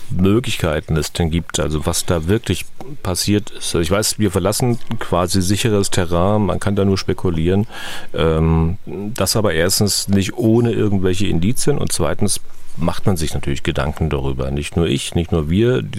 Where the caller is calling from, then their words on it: Berlin, Germany; Ich komme aus Berlin.